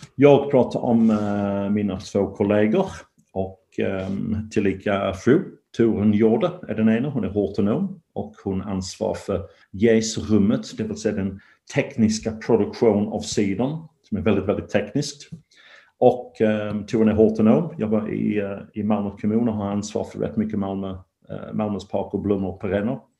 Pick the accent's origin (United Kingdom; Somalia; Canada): United Kingdom; England; now in Sweden; jag är från England